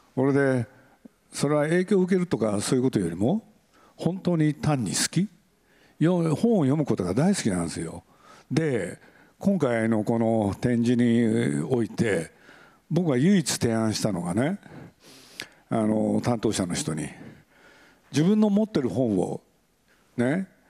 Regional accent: Aichi, Japan; moved away; 愛知県なんで僕の出身地

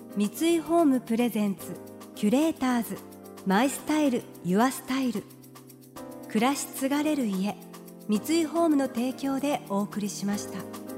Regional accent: Kurume, Fukuoka, Japan; now in Tokyo, Japan; 福岡県久留米市で親善大使をやらせていただいてる

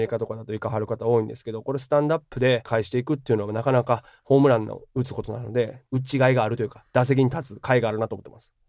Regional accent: Nara, Japan; moved away as an adult; also born or lived in Osaka; now in Chicago, United States; 日本で生まれて日本で育ったという視点から

